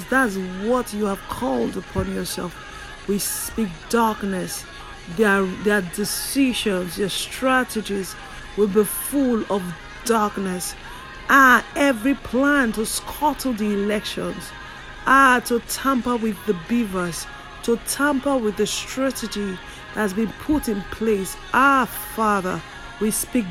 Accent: Nigeria; in my home country, Nigeria

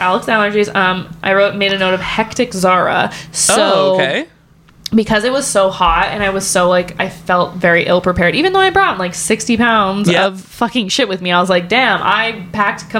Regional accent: Canada; us being Canadian citizens

